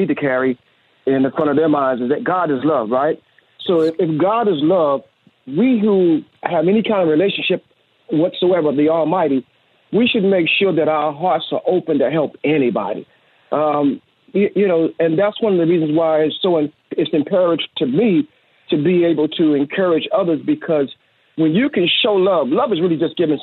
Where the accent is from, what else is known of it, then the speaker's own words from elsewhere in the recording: New York City, New York, United States; growing up in New York City back in the 60s and 70s, I grew up in a section of Brooklyn called Bed-Stuy